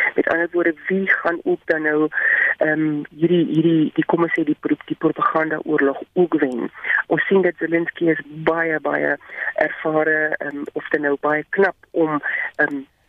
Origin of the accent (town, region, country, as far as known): South Africa